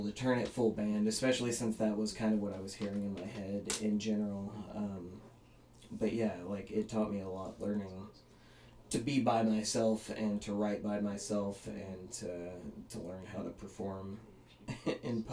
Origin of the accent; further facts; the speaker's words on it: Huntsville, United States; moved away as an adult; also born or lived in Olympia, Washington; I grew up in Huntsville, and I fell in love, and I moved to Olympia, and life happens, and I found my way back.